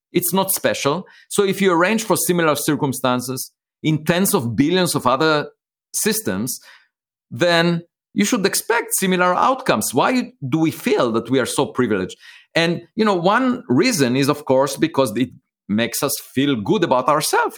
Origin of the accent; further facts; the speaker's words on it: Israel; moved away; I was born in Israel